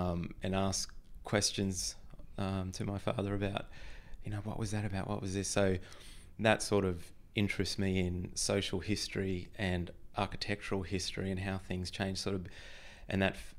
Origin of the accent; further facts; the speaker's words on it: Queensland, Australia; I grew up in North Queensland, in a little town on the Atherton Tablelands.